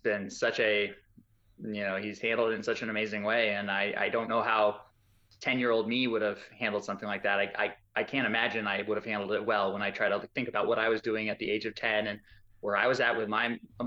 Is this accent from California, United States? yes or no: no; Arizona, United States; We're from Arizona, so we're desert Southwest people